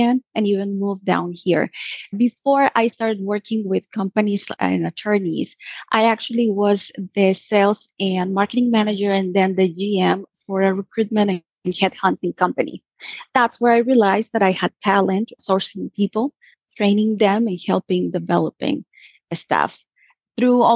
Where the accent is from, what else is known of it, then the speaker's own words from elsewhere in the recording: Puerto Vallarta, Jalisco, Mexico; Puerto Vallarta is my hometown. This is where I grew up.